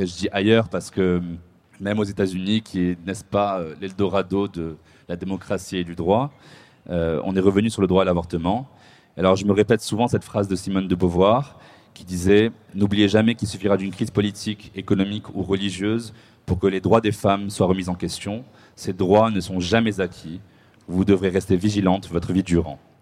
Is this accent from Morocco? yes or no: yes; Morocco; le Maroc, ma terre natale